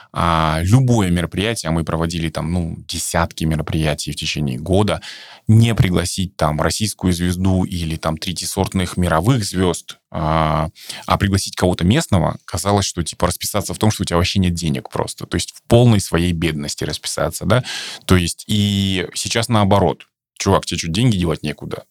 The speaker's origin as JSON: {"language": "Russian", "country": "Kazakhstan", "said": "наш казахстанский русский"}